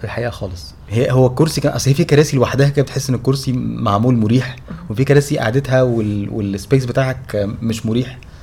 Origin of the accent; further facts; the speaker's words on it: Egypt; احنا مصريين آه. وجايين لها من مصر لروسيا